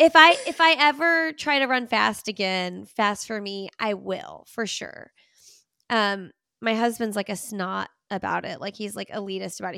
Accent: Bloomington, Indiana, United States; now in Raleigh, United States; I grew up in Bloomington, Indiana

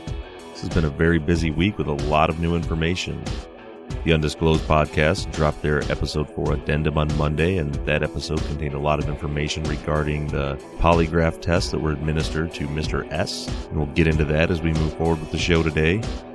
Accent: Melbourne, Victoria, Australia; now in London, United Kingdom; living for the last 6 years in London, I'm from Melbourne, Australia

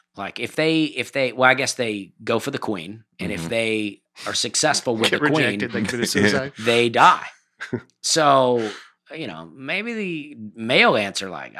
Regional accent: Florida, United States; Growing up in Florida, we knew going in the water wasn't going to save you.

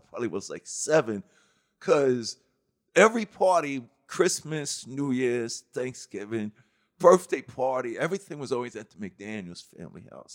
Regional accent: New York City, New York, United States; growing up in Hollis

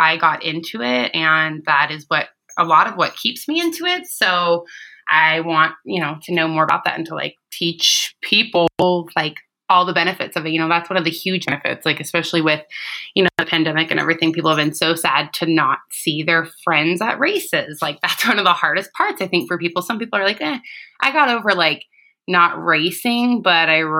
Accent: Idaho, United States; also born or lived in Boise, Idaho; I am from Idaho, born and raised here. I was born and raised in a small mountain town, but I live in Boise

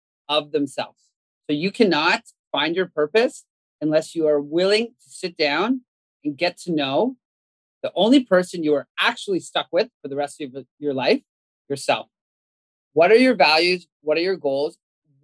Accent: Canada; I grew up in Canada

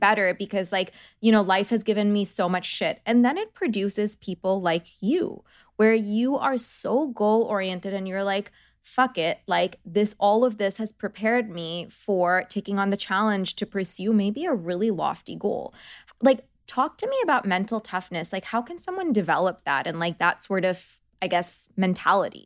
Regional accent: Bangladesh; now in United States; I come from Bangladesh

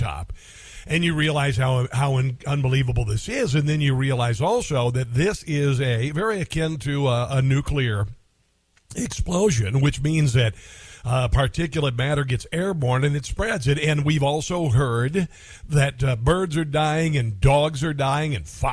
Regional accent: Neola, Iowa, United States; I'm from Neola, Iowa

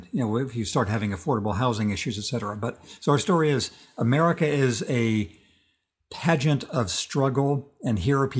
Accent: inland California, United States; growing up in a part of California that coastal California looks down on. It's the inland California. It's where people came during the Great Depression, and it's where people came from Mexico during the Mexican Revolution. That's not a stylish part of California.

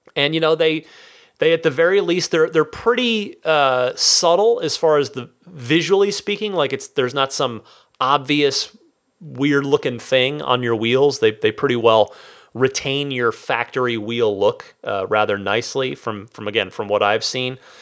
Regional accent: Vernon, New Jersey, United States; moved away; when I was a little kid and we still lived in New Jersey

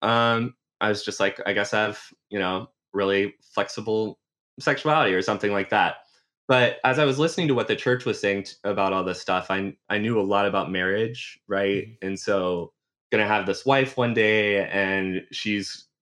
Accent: South Carolina, United States; moved away as an adult; now in New York, United States; I grew up in South Carolina, multi-generation South Carolinian

